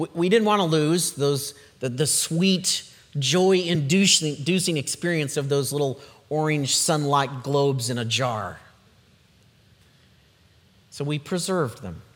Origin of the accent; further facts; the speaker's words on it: Yakima Valley, Central Washington, United States; As a kid growing up in the Yakima Valley of Central Washington